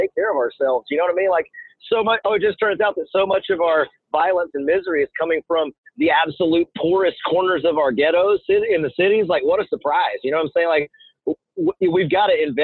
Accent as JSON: {"language": "English", "country": "United States", "tie": "born or raised there", "said": "growing up in America"}